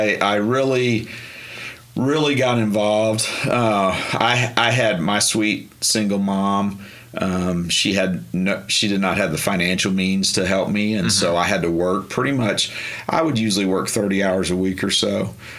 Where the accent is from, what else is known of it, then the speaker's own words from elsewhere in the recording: Marshall, Texas, United States; moved away as an adult; also born or lived in Oklahoma; Marshall, Texas is where I grew mm-hmm. up. It's about 3 hours east of Dallas, almost to Louisiana.